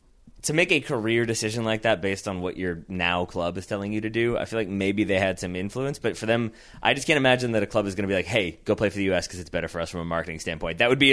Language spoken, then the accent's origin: English; United States; I was born in the United States.